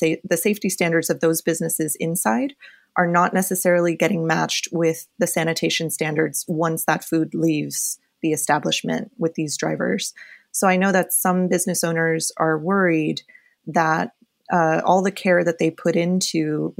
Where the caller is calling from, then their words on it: New York City, New York, United States; I am calling from my apartment in Windsor Terrace, Brooklyn, so just south of Prospect Park, which is a very busy zone.